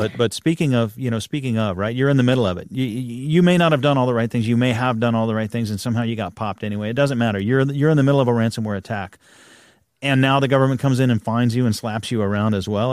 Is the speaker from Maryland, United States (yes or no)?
no; Texas, United States; I'm a Texan